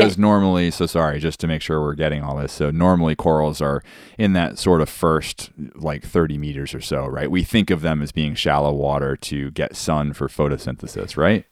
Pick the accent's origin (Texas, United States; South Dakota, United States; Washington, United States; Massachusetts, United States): Massachusetts, United States; Cape Cod; now in Hawaii, United States; growing up on Cape Cod